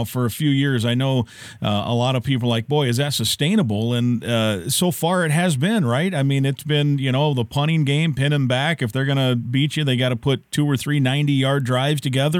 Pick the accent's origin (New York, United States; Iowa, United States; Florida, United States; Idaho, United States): Iowa, United States; growing up in Iowa